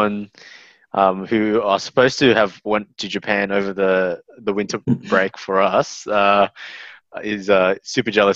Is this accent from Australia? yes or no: yes; Australia; I grew up in Australia all my life.